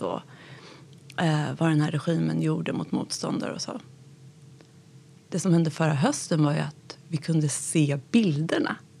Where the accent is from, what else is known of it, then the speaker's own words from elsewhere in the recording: Gustavsberg, Stockholm County, Sweden; also born or lived in Tehran, Iran; växte upp i Gustavsberg